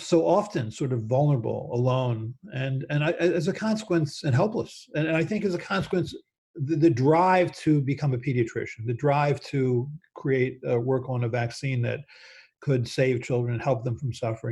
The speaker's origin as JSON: {"language": "English", "town": "Baltimore", "region": "Maryland", "country": "United States", "tie": "born or raised there", "said": "I grew up in Baltimore"}